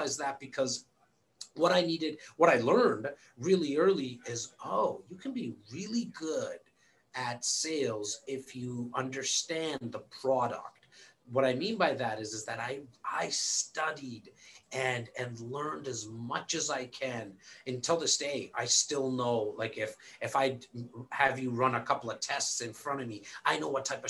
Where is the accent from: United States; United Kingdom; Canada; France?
Canada; Born and raised here in Canada